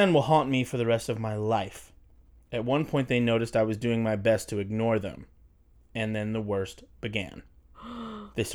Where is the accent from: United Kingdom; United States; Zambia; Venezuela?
United States; Pennsylvania; Yeah, I'm from Pennsylvania. This is how we talk there.